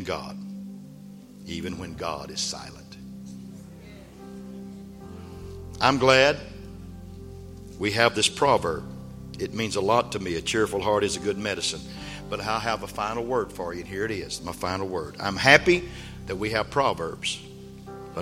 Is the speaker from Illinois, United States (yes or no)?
no; West Texas, United States; I grew up in West Texas